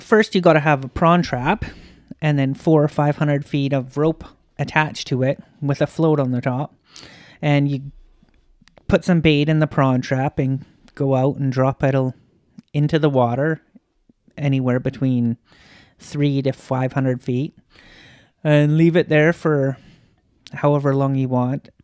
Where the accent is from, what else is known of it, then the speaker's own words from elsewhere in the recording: a little town just outside of Kamloops, British Columbia, Canada; moved away; In the interior. a little town just outside of Kamloops.